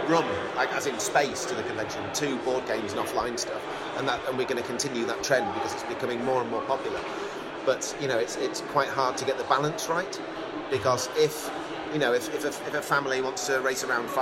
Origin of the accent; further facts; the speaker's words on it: Sheffield, Yorkshire and the Humber, United Kingdom; now in East Yorkshire, United Kingdom; I'm from Sheffield originally, but I've been living in East Yorkshire for the last 20 or 30 years.